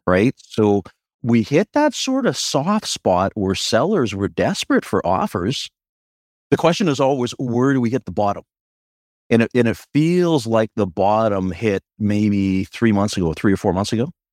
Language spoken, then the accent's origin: English; Victoria, British Columbia, Canada; I'm a born and raised Victorian